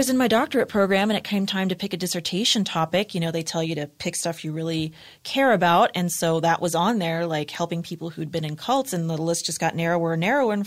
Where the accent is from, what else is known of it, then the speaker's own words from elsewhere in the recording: Los Angeles, California, United States; I was born and raised in Los Angeles